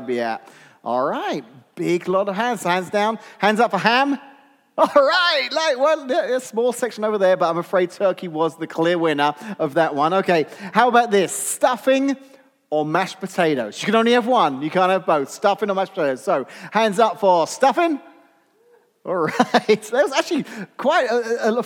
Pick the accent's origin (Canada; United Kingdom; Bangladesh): United Kingdom; England; now in United States; as an Englishman that now lives in America